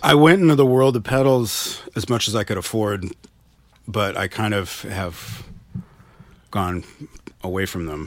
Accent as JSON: {"language": "English", "country": "United States", "tie": "born or raised there", "said": "growing up in America"}